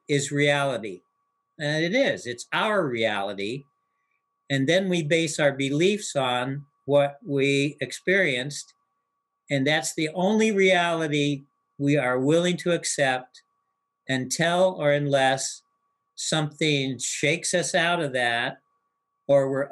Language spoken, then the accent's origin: English; United States; the life that I had known up to that point in the United States as an American youth